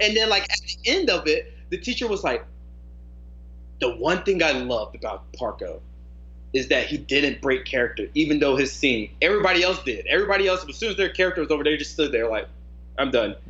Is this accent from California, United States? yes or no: no; North Carolina, United States; now in Arizona, United States; I grew up in North Carolina